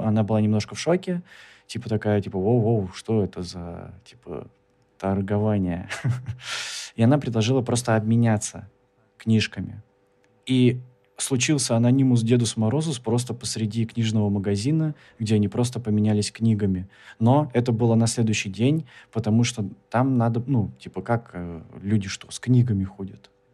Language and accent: Russian; Kemerovo, Kemerovo Oblast, Russia; я из Кемерово, и у нас есть площадь Советов.